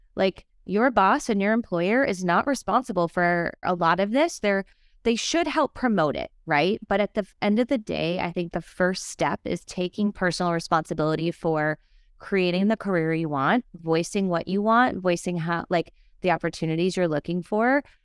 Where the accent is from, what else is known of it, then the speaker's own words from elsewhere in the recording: Minnesota, United States; I'm a Midwesterner